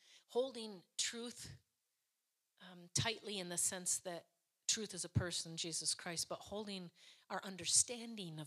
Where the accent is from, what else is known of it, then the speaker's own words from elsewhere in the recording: United States; I'm from America